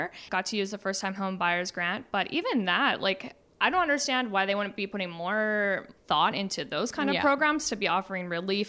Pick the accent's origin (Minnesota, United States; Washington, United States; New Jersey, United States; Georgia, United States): Washington, United States; Bellingham; now in Kelowna, Canada; I'm from Bellingham